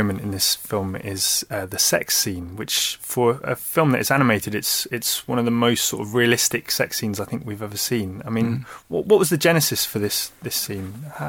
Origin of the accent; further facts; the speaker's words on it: United Kingdom; which is very sort of gratifying as a British person to hear.